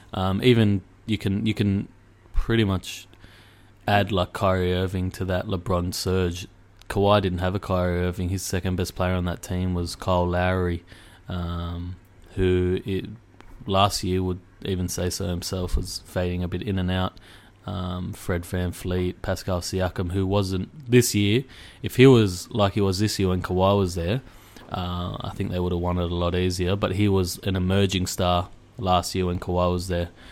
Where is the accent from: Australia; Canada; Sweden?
Australia; I'm from Australia